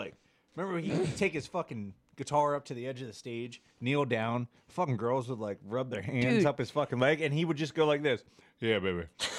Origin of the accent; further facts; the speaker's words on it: United States; I'm American as fuck.